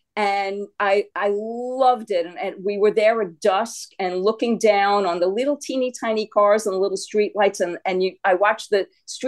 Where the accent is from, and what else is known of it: New York City, New York, United States; born or raised there